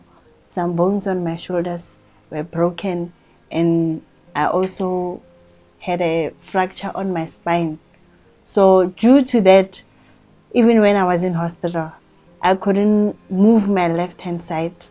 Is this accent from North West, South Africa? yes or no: yes; Rustenburg, North West, South Africa; now in Soshanguve, South Africa; I'm from Rustenburg originally, and I'm currently staying in Soshanguve.